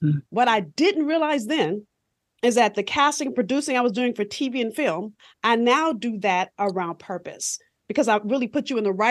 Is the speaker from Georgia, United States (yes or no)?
no; Los Angeles, California, United States; I'm from South Central LA. So if you've seen Boys in the Hood, I grew up probably about 10 blocks from where they filmed